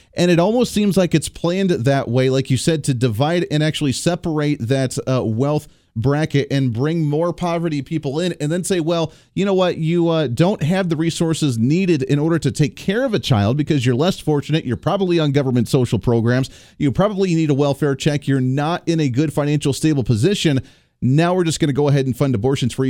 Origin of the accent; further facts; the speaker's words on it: Kansas, United States; I come from Kansas